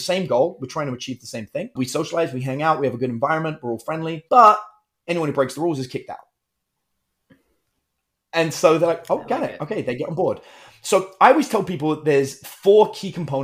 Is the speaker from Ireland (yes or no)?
no; United Kingdom; I'm British, in case you can't tell by my Texan accent.